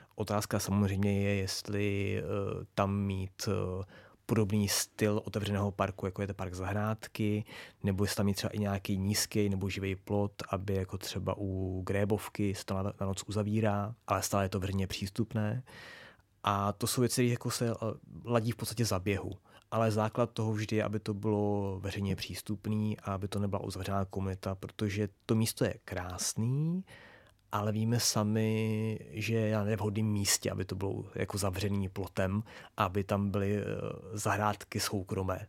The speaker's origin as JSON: {"language": "Czech", "region": "Prague", "country": "Czechia", "tie": "born or raised there", "said": "já jsem vyrůstal kousek vedle na Lehovci a pak na Černém most, na mostě."}